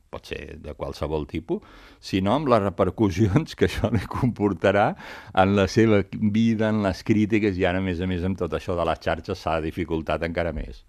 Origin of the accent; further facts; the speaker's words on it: Sabadell, Catalonia, Spain; jo sóc de Sabadell